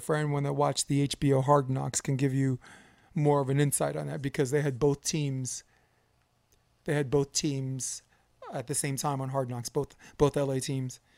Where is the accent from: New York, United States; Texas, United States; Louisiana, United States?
New York, United States; as a New Yorker